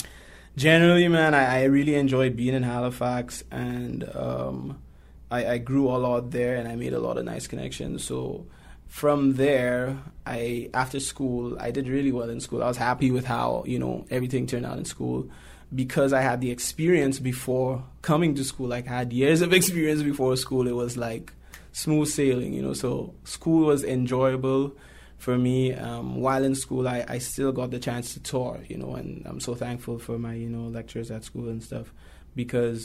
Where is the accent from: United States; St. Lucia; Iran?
St. Lucia; now in Toronto, Canada; I'm from St. Lucia